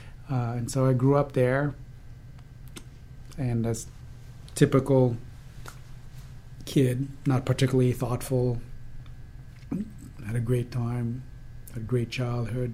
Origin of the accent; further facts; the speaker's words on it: DR Congo; moved away; also born or lived in Philadelphia, United States; And I was born in 1970 in Philadelphia during that time. And then we went back to the Congo in 72